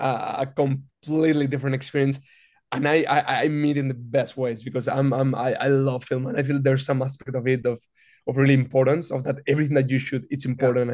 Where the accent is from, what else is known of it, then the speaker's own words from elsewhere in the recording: Madrid, Community of Madrid, Spain; moved away as an adult; also born or lived in New York; now in Los Angeles, United States; I'm originally from Madrid, Spain